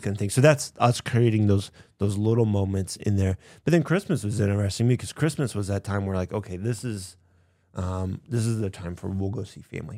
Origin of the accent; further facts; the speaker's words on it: Kansas, United States; I grew up in Kansas